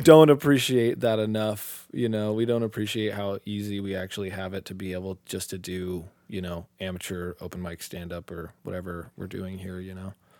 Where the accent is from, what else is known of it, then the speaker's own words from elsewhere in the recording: Tucson, Arizona, United States; also born or lived in Utah; I'm from Tucson